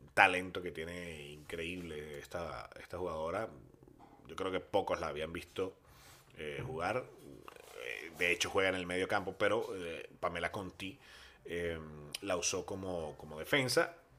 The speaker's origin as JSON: {"language": "Spanish", "country": "Venezuela", "moved": "yes", "lives_now": "Bilbao, Spain"}